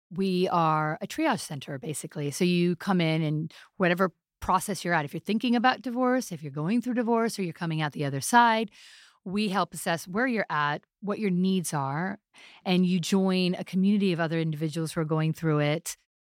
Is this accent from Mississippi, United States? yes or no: no; New York City, New York, United States; I'm a half Pakistani, half Italian, born in New York City.